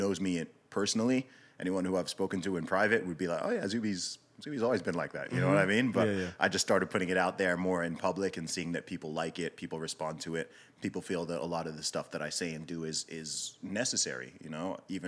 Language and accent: English; Saudi Arabia; also born or lived in United Kingdom; So I was born in the UK. I grew up primarily in Saudi Arabia. My family background is from Nigeria.